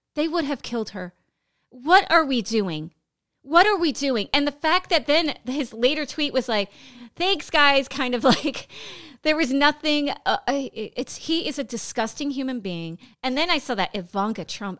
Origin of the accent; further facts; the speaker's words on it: Pennsylvania, United States; moved away; also born or lived in Florida; my home state of Pennsylvania.